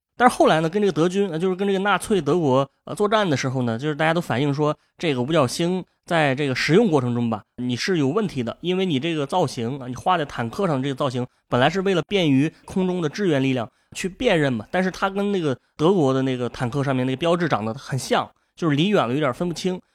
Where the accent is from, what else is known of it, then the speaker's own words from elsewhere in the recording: Shandong, China; 我作为一个山东人